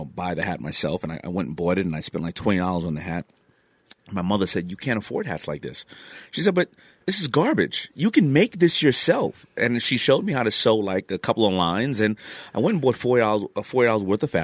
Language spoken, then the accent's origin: English; New York City, New York, United States; also born or lived in Brooklyn, New York; I was raised in Queens